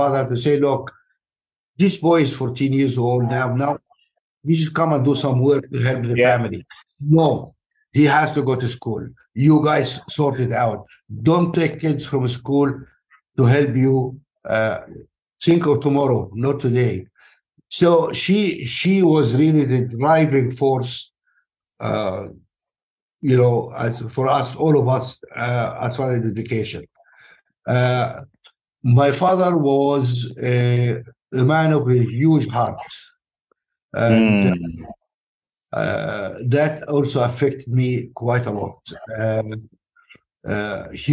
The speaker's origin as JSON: {"language": "English", "town": "Alexandria", "region": "Alexandria Governorate", "country": "Egypt", "tie": "born or raised there", "also_born_or_lived": "Nubia, Sudan", "moved": "yes"}